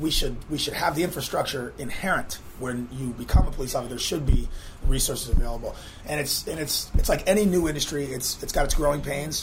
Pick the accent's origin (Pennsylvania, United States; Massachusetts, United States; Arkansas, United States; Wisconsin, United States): Massachusetts, United States; Western; now in Charleston, United States; I was 15 years old. I'm from Western Massachusetts